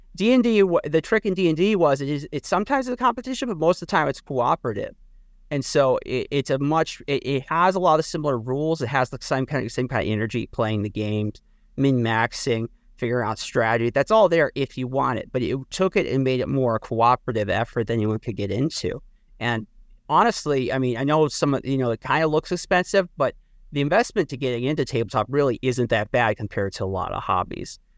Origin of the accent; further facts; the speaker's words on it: Midwest, United States; I come from the Midwest